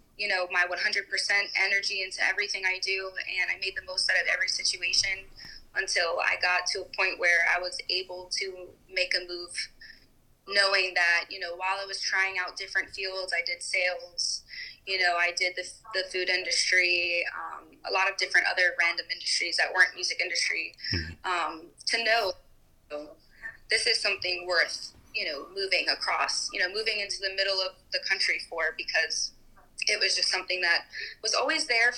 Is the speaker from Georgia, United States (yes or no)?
no; Delaware, United States; also born or lived in Staten Island / Tampa; I was born in Staten Island, New York, and then I lived in Delaware for a lot of my childhood, kind of in a country area, a lot of property, on a small farm.